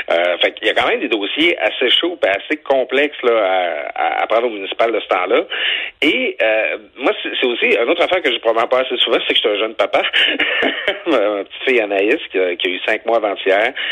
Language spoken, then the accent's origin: French; Quebec, Canada; moi, j'ai grandi au Lac-Saint-Jean. Je, je, le dis pas assez souvent que j'ai grandi au Lac-Saint-Jean.